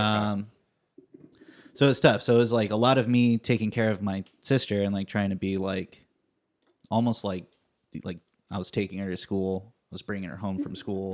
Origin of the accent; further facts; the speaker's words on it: Fresno, California, United States; I grew up in Fresno